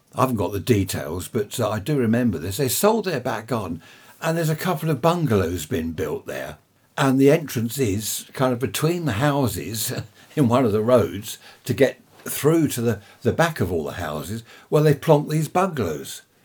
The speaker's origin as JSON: {"language": "English", "town": "Worthing", "region": "South East England", "country": "United Kingdom", "tie": "born or raised there", "also_born_or_lived": "Surrey / Sompting", "said": "Worthing, I've lived here since I was five years old. Before that, I was born in Surrey."}